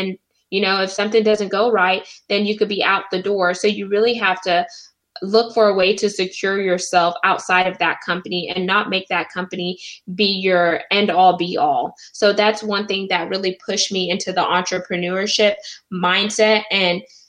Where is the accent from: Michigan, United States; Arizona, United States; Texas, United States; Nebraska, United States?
Texas, United States; Houston; I'm from Houston, Texas.